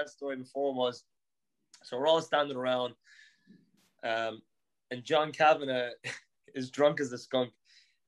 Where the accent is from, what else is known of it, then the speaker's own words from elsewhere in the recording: Newbridge, County Kildare, Ireland; moved away as an adult; now in Boston, United States; One of my closest friends from growing up in Newbridge